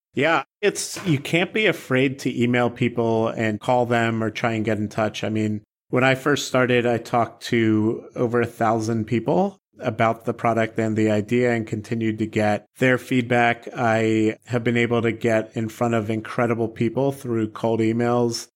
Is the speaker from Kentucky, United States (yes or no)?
no; Baltimore, Maryland, United States; growing up in Baltimore